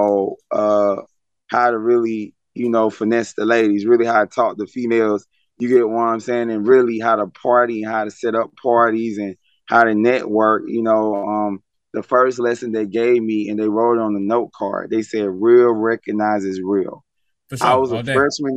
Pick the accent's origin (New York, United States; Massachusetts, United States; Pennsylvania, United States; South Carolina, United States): South Carolina, United States; moved away as an adult; now in Atlanta, United States; I'm from South Carolina. I'm from Pinehurst Park, 803 Metro